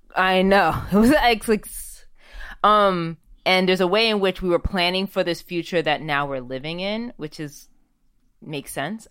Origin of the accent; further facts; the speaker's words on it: United States; moved away as an adult; now in Amsterdam, Netherlands; even as an American citizen